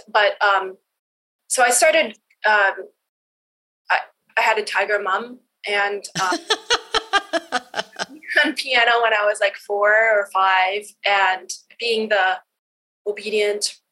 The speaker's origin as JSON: {"language": "English", "town": "Edmonton", "region": "Alberta", "country": "Canada", "tie": "born or raised there", "said": "I grew up in Edmonton where there's nothing to do during the wintertime"}